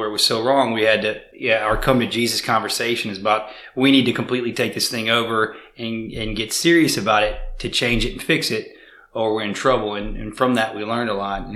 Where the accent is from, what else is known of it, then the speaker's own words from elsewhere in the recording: Baton Rouge, Louisiana, United States; born and raised in Baton Rouge, Louisiana